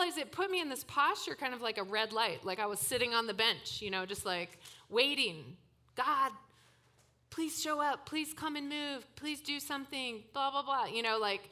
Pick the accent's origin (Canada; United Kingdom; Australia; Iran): Canada; Toronto, Ontario; moved away; I came from Toronto, grew up in Toronto